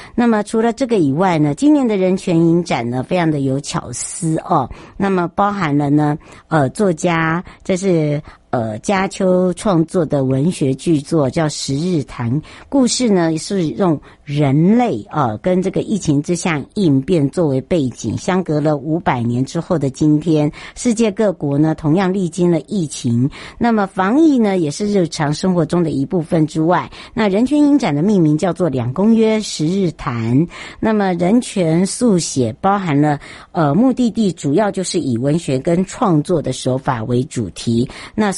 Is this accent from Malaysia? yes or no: no; Taiwan; 我们台湾人真的很好，台湾人的温暖，台湾人的人情味